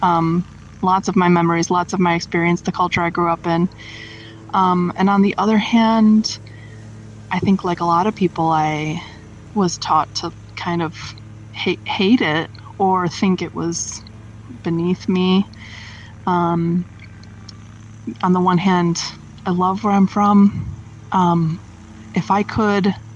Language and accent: English; United States; moved away; I'm coming around to appreciating my home more and more, the place I'm from.